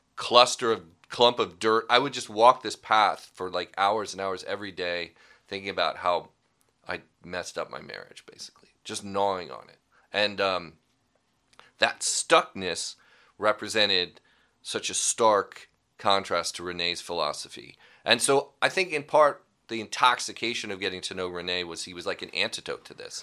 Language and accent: English; Pasadena, California, United States; also born or lived in San Marino, California; I grew up in Los Angeles, Pasadena, really